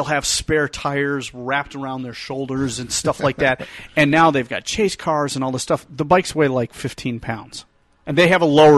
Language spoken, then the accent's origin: English; Detroit, Michigan, United States; I was raised in Detroit. We're all sports nuts.